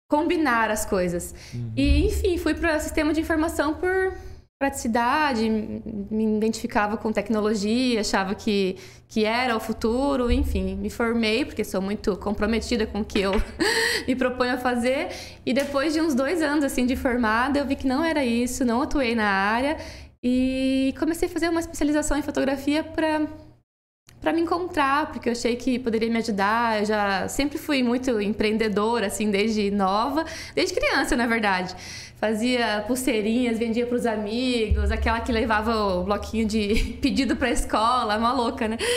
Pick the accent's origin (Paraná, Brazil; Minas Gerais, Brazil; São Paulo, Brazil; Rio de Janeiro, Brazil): Paraná, Brazil; Toledo; Sou de Toledo, nascida em Toledo.